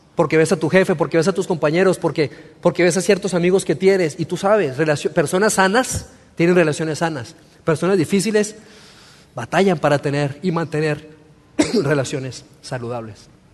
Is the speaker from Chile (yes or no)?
no; Colombia; moved away as an adult; also born or lived in Torreón, Mexico; yo soy mexicano, pero me crié en Colombia, en Sudamérica. Viví 16 años en Colombia